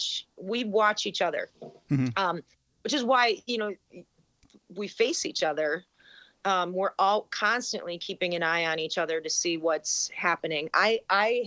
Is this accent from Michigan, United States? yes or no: no; Wisconsin, United States; moved away as an adult; also born or lived in Illinois; We're both from Wisconsin